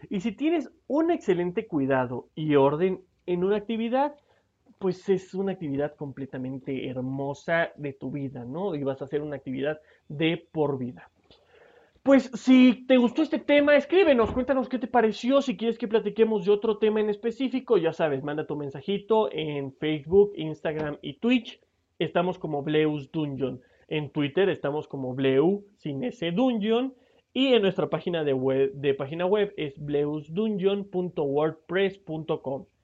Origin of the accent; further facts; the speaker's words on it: Mexico; es, una sorpresa que yo soy mexicano y que me encantó los detalles de cómo le prestaron atención a este Funko.